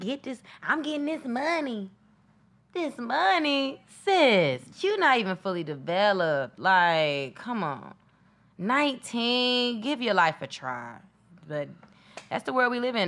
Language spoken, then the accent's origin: English; Atlanta, Georgia, United States; moved away as an adult; now in Los Angeles, United States; I'm from Atlanta, so I'm like, you know, grew up on the east side, Stone Mountain